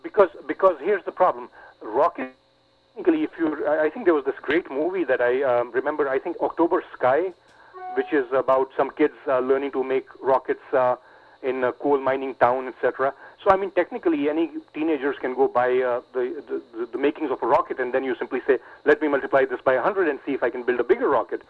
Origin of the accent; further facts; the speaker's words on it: Pakistan; moved away as an adult; now in New York, United States; I was growing up in Pakistan as a teenager